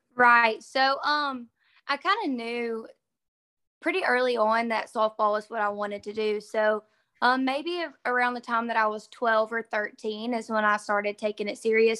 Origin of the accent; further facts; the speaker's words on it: Sand Rock, Alabama, United States; moved away as an adult; also born or lived in Mississippi State University, Mississippi; now in Mississippi, United States; I'm from Sandrock, Alabama, and it's a really, really little town in uh, Northeast Alabama